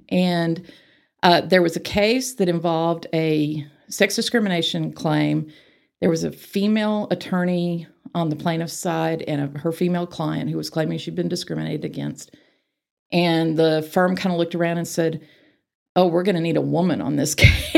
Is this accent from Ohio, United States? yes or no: no; Arlington, Texas, United States; moved away as an adult; also born or lived in Waco, Texas / Houston, Texas; now in Amarillo, United States; I grew up in Arlington.